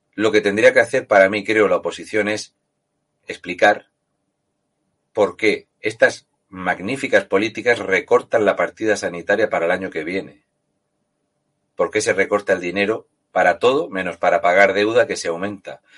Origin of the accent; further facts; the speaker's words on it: Region of Murcia, Spain; un tío como yo, murciano